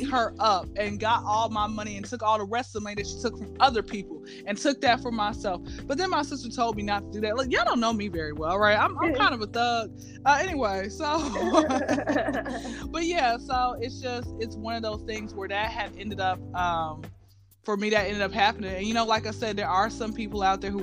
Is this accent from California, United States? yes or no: no; Atlanta, Georgia, United States; I'm from Atlanta, born and raised